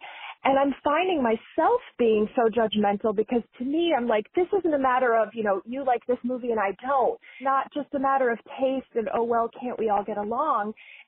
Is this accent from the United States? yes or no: yes; Kansas City, Missouri, United States; now in Bay Area, United States; I'm calling from the Bay Area. I'm a huge fan of Majority 54, the Kansas City Chiefs, and the Kansas City Royals. I grew up in Kansas City.